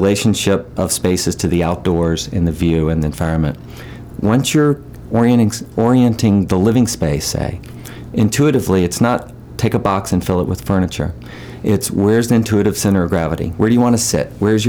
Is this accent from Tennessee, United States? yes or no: yes; Memphis, Tennessee, United States; accent: southern; moved away as an adult; also born or lived in San Francisco; now in Peaks Island, United States; I got rid of my southern accent a long time ago.